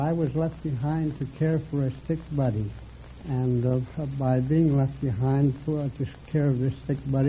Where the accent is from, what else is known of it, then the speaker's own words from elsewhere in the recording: Black Hills, South Dakota, United States; also born or lived in Centerville, Iowa; I'm from the beautiful Black Hills of South Dakota.